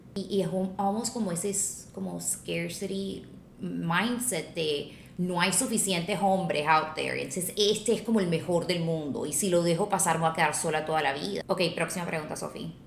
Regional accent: Colombia; moved away as an adult; now in Los Angeles, United States; porque yo soy abogada de Colombia, me mudé a Los Ángeles

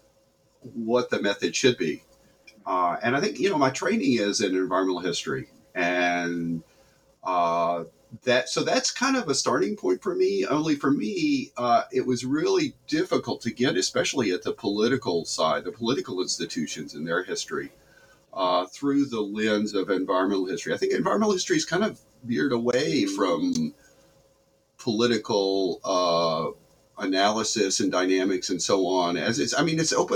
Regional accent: the South, United States; moved away; I grew up there in the South

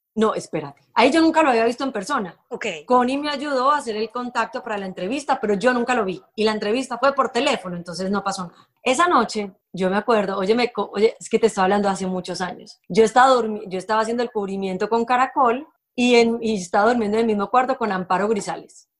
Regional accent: Medellín, Antioquia, Colombia; moved away as an adult; yo soy de Medellín

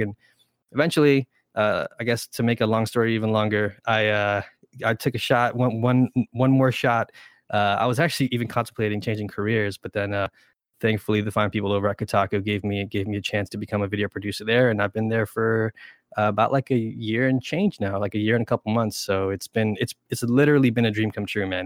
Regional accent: New York City, New York, United States; first language Spanish; also born or lived in Brentwood, Long Island; all three of us are, uh, born and raised in New York, uh, specifically New York City

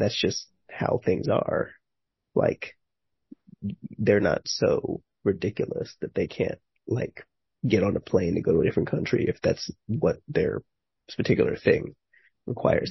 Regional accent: New York City, New York, United States; I grew up in Manhattan and Brooklyn

